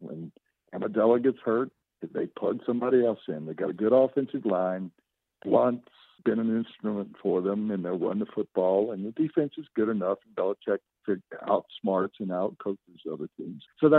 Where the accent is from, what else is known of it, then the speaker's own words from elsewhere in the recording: the South, United States; now in Denver, United States; Growing up in the South, and seeing how African-Americans were treated when I was young.